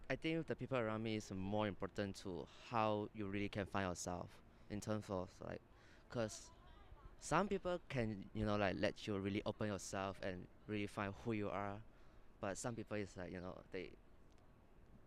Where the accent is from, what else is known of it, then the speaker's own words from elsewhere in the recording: Malaysia; moved away as an adult; I'm from Malaysia